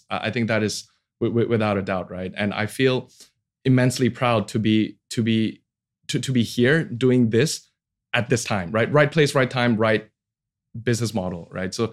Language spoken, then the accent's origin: English; Indonesia; English is a second language; also born or lived in United States; Uh, oh, I'm Indonesia. I'm from Indonesia. they like, is that near Bali?